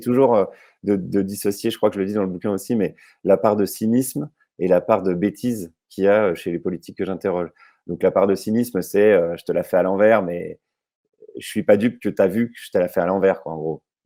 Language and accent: French; Jussey, Bourgogne-Franche-Comté, France; où j'ai grandi là, en Haute-Saône, c'est Jussé, j'allais à Vesoul